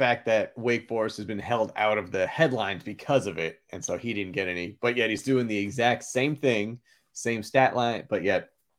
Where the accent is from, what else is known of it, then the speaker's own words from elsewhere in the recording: Massachusetts, United States; You know, I actually remember growing up, you know, I grew up just outside of Boston, and that BC-Notre Dame rivalry was spectacular.